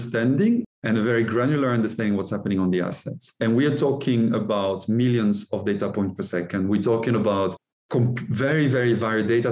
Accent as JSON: {"language": "English", "country": "France", "also_born_or_lived": "Norway", "moved": "yes", "lives_now": "Texas, United States", "said": "I'm French originally"}